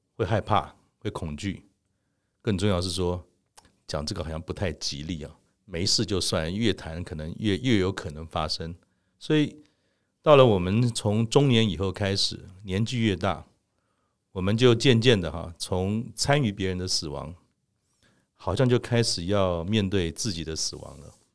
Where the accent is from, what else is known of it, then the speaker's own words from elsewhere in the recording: Keelung, Taiwan; 我从小在基隆长大，呃，那个时候呢，基隆我们就住在半山腰上面，其实还算是一个相对怎么讲，还没有那么都市化的地方